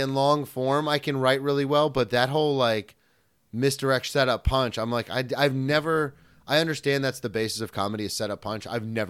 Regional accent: the South, United States; now in New York, United States; when I came from the South to New York, I'm a storyteller.

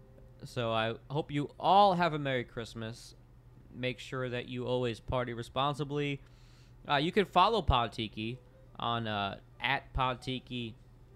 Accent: Florida, United States; moved away as an adult; also born or lived in New York State; now in Nashville, United States; I was born in New York State. Moved to Florida, then came to Nashville as an adult.

